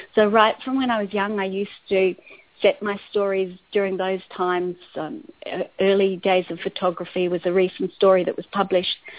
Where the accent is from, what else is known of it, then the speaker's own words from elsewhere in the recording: Adelaide, South Australia, Australia; moved away as an adult; also born or lived in Botswana; I was a journalist for a number of years on the Adelaide Advertiser, my hometown